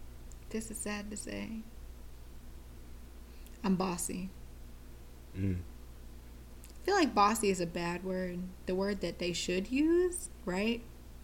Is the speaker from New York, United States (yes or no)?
no; Hawaii, United States; I grew up in Hawaii, so a lot of times, like, that earthy rain smell, like when rain hits earth, that type of smell.